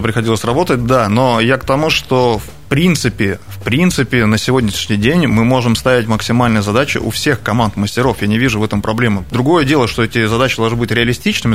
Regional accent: Krasnoyarsk Krai, Russia; moved away as an adult; also born or lived in Sochi; я человек, тут, который тут родился, детство провел на наших футбольных а, стадиончиках

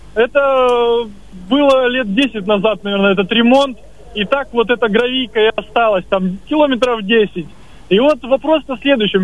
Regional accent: Mansky District, Krasnoyarsk Krai, Russia; moved away; Это просто моя малая родина, я часто туда езжу

